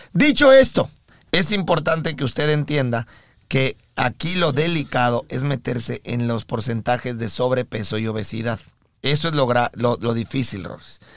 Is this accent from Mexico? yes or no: yes; Mexico; now in United States; nosotros somos mexicanos